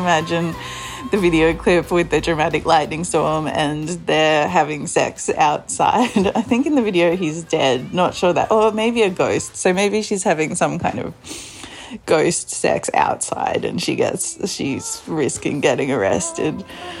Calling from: Australia; I'm calling from Australia.

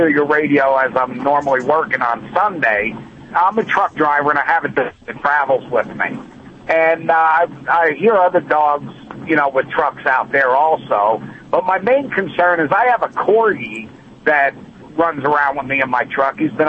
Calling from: Colorado, United States; we're calling from Colorado.

